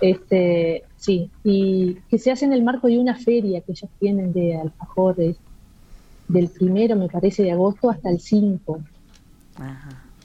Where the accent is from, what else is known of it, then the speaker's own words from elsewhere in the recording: Uruguay; soy la única uruguaya